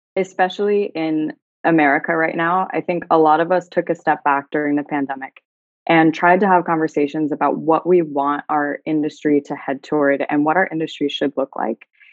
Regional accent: United States; moved away as an adult; now in Dubai, United Arab Emirates; as an American

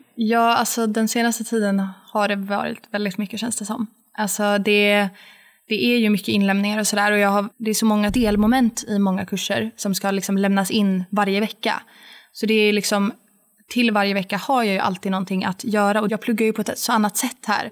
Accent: Sweden; moved away as an adult; hemma i Sverige

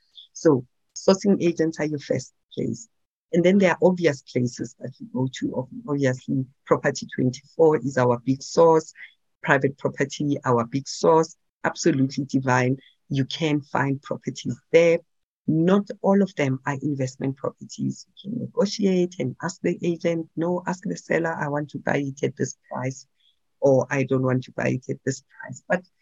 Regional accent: Pretoria, Gauteng, South Africa; Soweto is too far for me. I'm from Pretoria. I only understand Pretoria and Tembisa.

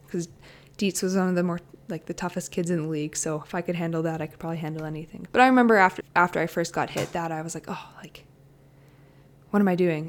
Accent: Medicine Hat, Alberta, Canada; also born or lived in Calgary; growing up in Medicine Hat

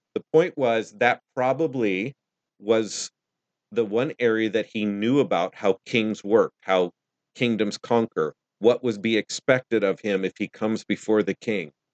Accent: United States; I'm American

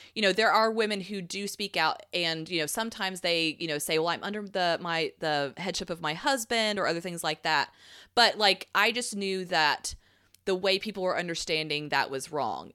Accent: Southeastern United States, United States; I was raised in the South of America, not South America

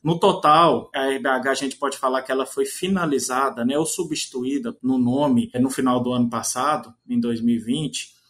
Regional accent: Minas Gerais, Brazil; moved away as an adult; also born or lived in São Paulo; now in Mossoró, Brazil; Sou natural da cidade de São Paulo, mas fui criado em Minas Gerais

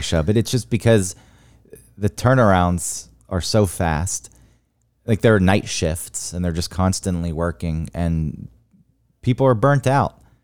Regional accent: the South, United States; growing up in the South

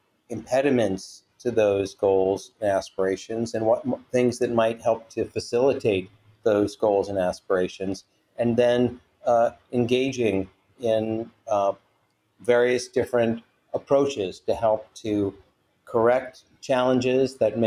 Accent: Washington, District of Columbia, United States; now in California, United States; Not from California originally, no. I'm from Washington, D.C. originally.

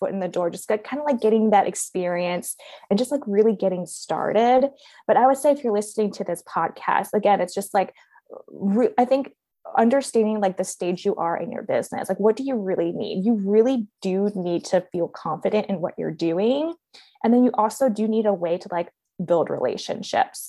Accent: Baltimore, Maryland, United States; moved away as an adult; also born or lived in Beijing; We actually moved back to the States, back to my hometown in Baltimore

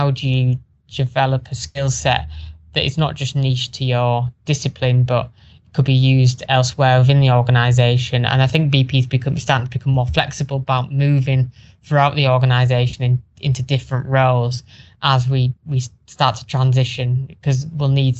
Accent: Teesside, North East England, United Kingdom; my hometown, Teesside

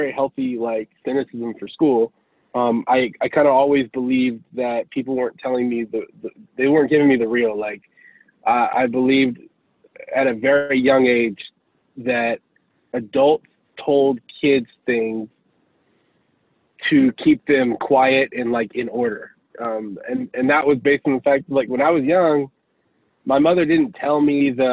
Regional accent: Houston, Texas, United States; I'm originally from Houston, Texas. I grew up in a single parent home

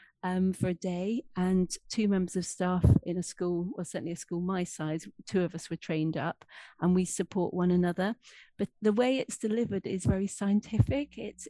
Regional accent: Scotland, United Kingdom; accent: English; now in Hampshire, United Kingdom; grew up, despite the English accent, I am English, but grew up in Scotland.

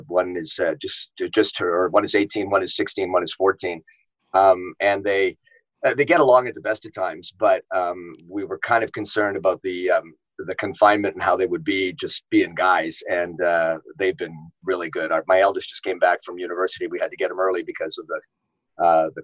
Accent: Winnipeg, Manitoba, Canada; moved away as an adult; also born or lived in Richmond, British Columbia / Yorkton, Saskatchewan / Edmonton / Vancouver; now in Toronto, Canada; I was born in Richmond, BC, just outside of Vancouver, and I was raised in Winnipeg.

